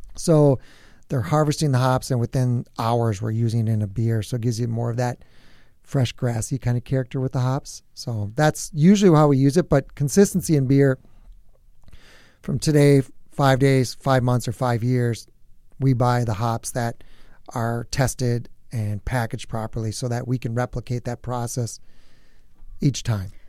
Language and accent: English; New Prague, Minnesota, United States; I'm from New Prague, so it's just, you know, northeast of here about forty-five minutes, just south of the metro